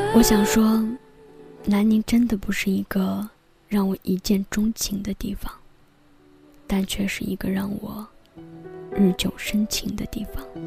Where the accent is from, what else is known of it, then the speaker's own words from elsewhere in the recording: Qinghai, China; moved away as an adult; now in Nanning, China; 我的家乡叫青海